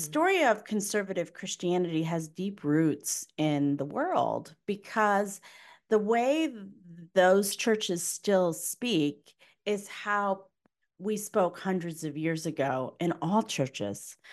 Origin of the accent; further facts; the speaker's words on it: Connecticut, United States; I'm from Connecticut